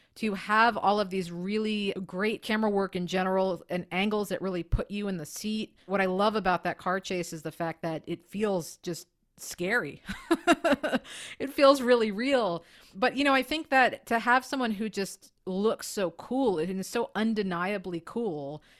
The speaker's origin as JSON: {"language": "English", "region": "New York", "country": "United States", "also_born_or_lived": "San Francisco", "moved": "as an adult", "said": "I'm from New York."}